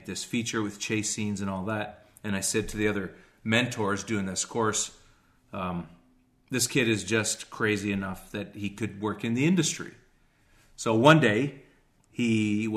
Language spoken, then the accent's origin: English; Canada; I'm from the North